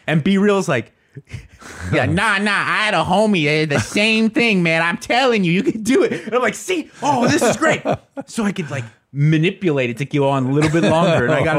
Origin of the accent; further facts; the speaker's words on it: California, United States; I grew up in Southern California, and not only Loveline, but K-Rock, the station, its flagship station, was kind of a big deal.